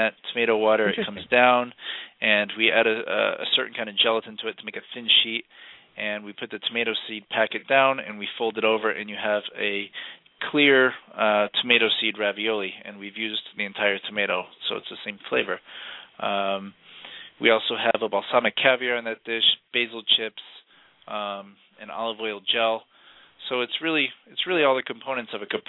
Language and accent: English; Massachusetts, United States; moved away as an adult; also born or lived in Huntington, Long Island, New York / Boston / Miami, Florida / Providence, Rhode Island; now in Florida, United States; I'm originally from Massachusetts. That's where I grew up.